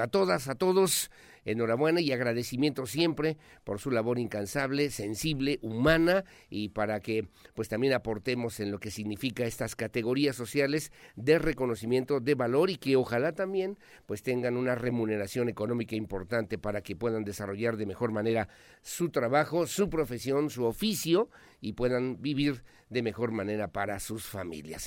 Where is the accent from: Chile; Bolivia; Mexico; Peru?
Mexico; Querétaro; como queretanos, como mexicanos